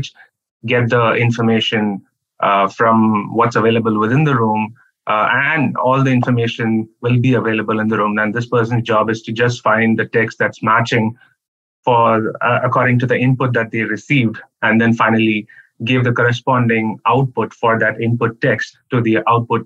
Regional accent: Chennai, Tamil Nadu, India; moved away as an adult; also born or lived in Arizona; I come from India, and the southern part of India, Chennai.

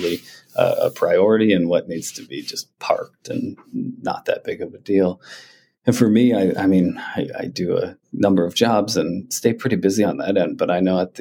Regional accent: East Coast, United States; moved away; also born or lived in Montana; I grew up on the East Coast originally

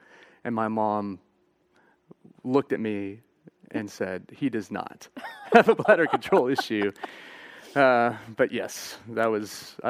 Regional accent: Fort Worth, Texas, United States; I grew up here in Fort Worth, but wasn't saved until I went to college.

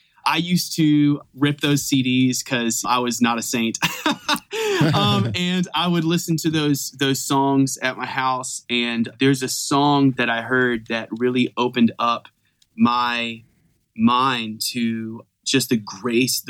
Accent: Fayetteville, North Carolina, United States; I grew up in Fayetteville, North Carolina

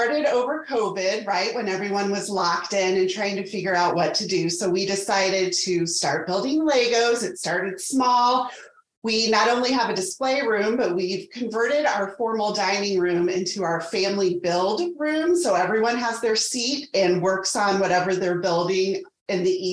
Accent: Indianapolis, Indiana, United States; also born or lived in Evansville, Indiana; now in Carmel, United States; I am originally from Indianapolis, moved back there after school. So currently I'm located in Carmel

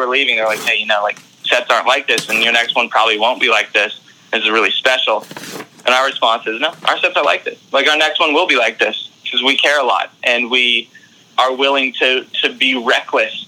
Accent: Outer Banks of North Carolina, United States; I come from a hometown from the Outer Banks of North Carolina

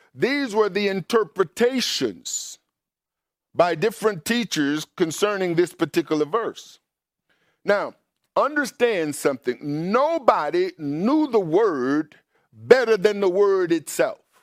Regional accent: Mississippi, United States; I grew up in Mississippi, and in Mississippi, growing up in a, black neighborhood

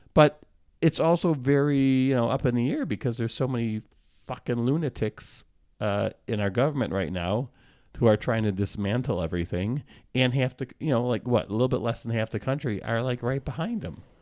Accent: United States; I happen to be born here, and I'm an American

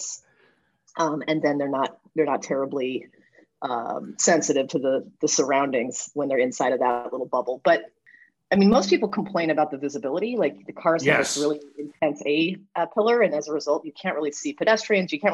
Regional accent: Ohio, United States; now in California, United States; I'm from Ohio

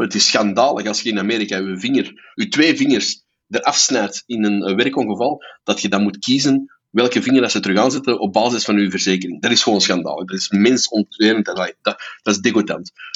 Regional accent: Belgium

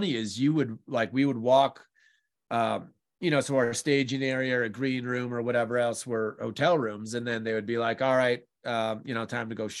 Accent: New Mexico, United States; New Mexico, my home state

